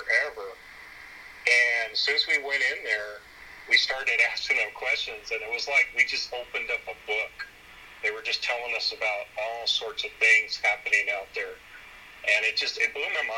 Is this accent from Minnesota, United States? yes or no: no; San Antonio, Texas, United States; also born or lived in San Angelo, Texas; I grew up in San Antonio. I was born there